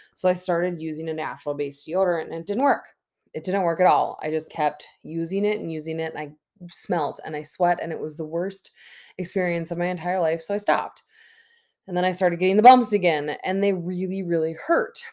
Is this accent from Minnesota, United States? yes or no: yes; Minnesota, United States; born and raised in Minnesota